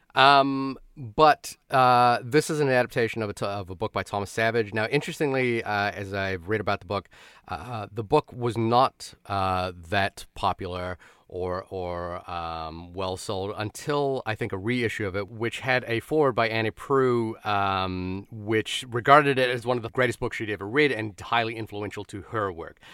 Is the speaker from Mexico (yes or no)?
no; Wellington, New Zealand; moved away; my hometown of Wellington, New Zealand